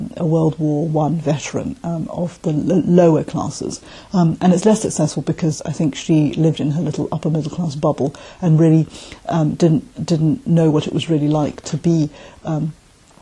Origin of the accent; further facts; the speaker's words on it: Malaysia; also born or lived in South London, United Kingdom; now in London, United Kingdom; I live in South London in the UK, but I'm originally from Malaysia.